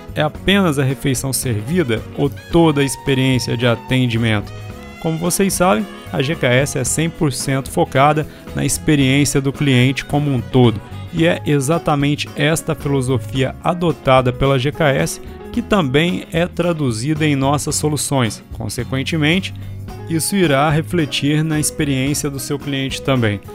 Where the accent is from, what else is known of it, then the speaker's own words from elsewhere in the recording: Minas Gerais, Brazil; todos os mineiros, minha terra tão amada